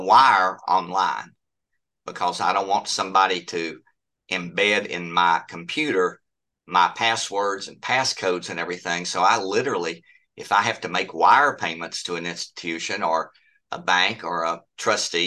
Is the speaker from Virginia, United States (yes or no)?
yes; Bethel community, Washington County, Virginia, United States; I grew up in the Bethel community